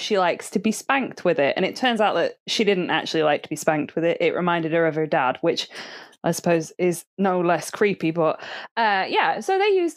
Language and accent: English; England, United Kingdom; I'm English